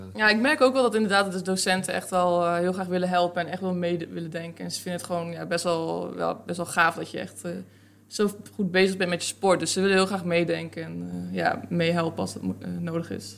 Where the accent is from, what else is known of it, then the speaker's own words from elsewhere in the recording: Netherlands; Nederland is toch waar ik vandaan kom